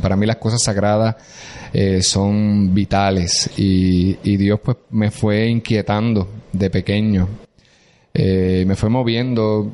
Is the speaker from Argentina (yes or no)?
no; Corozal, Puerto Rico; Yo soy de Corozal y Corozal pertenece a la diócesis de Arecibo